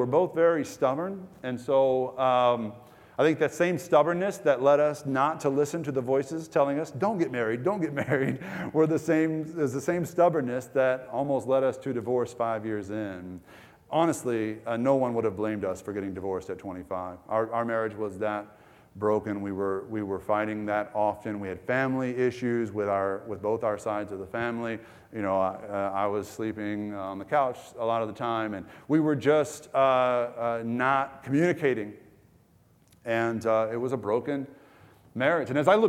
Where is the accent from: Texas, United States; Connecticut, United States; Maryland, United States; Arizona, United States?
Texas, United States; I'm from East Texas, the Sticks, which is an even more foreign culture than Ecuador to many of you. Just backwoods, you know, living is what I was used to.